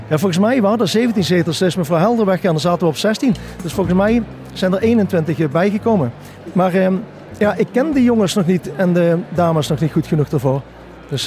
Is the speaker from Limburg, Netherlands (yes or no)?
yes; South Limburg, Netherlands; ik kom natuurlijk uit Zuid-Limburg vandaan.